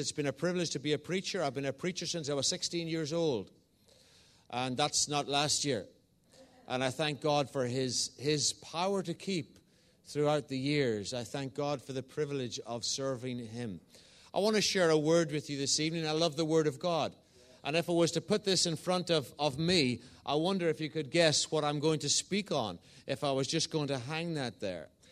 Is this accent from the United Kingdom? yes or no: yes; Northern Ireland, United Kingdom; moved away as an adult; also born or lived in England; now in Northallerton, United Kingdom; I'm an Irishman. I was born in the south of Ireland and moved to the north of Ireland as a, a young boy